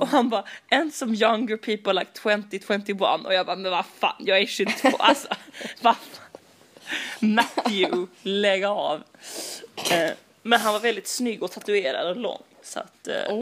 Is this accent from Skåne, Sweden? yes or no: yes; Malmö, Skåne, Sweden; jag kommer från Malmö